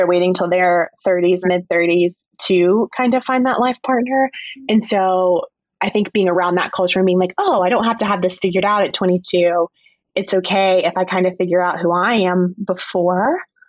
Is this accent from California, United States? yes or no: no; North Carolina, United States; moved away; I'm from a small town in the mountain area of North Carolina. And just being from the South in general